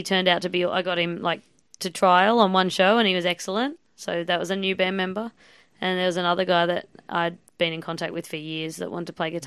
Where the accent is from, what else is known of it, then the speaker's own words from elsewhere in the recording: Sydney, New South Wales, Australia; moved away as an adult; now in Melbourne, Australia; I was from Sydney. I moved to Melbourne a couple of years ago.